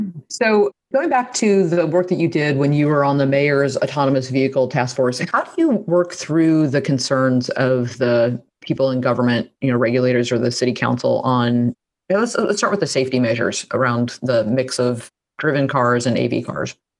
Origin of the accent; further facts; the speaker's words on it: Midwest, United States; being a Midwesterner